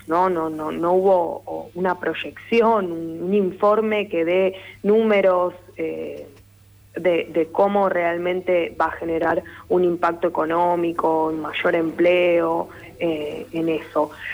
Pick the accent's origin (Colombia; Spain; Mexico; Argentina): Argentina; Lanús, Buenos Aires Province; yo soy oriunda de Lanús, vivo en Lanús